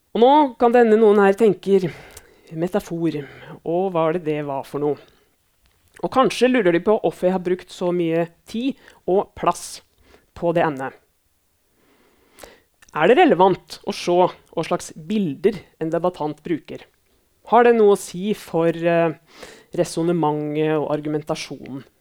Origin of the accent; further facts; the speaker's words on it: Elverum, Innlandet, Norway; now in Lillehammer, Norway; Navnet mitt er som sagt eh … Jeg kommer fra Elverum i Hedmark, men bor på Lillehammer.